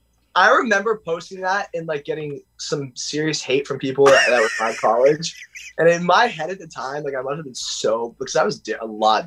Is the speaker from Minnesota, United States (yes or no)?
no; Pittsburgh, Pennsylvania, United States; I'm from Pittsburgh, not West Virginia.